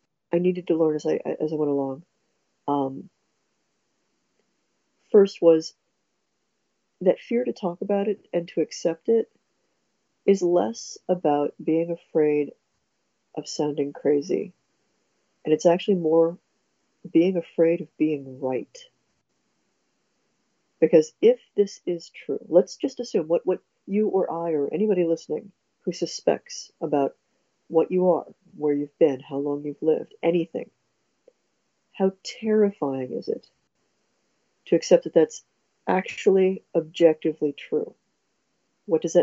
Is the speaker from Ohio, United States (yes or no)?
yes; Ohio, United States; we're both from Ohio, so Midwest.